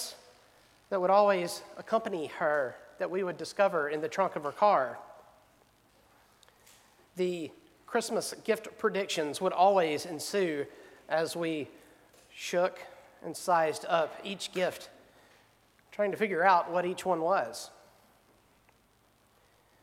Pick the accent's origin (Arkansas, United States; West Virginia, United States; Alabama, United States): Alabama, United States; Selma; growing up in Selma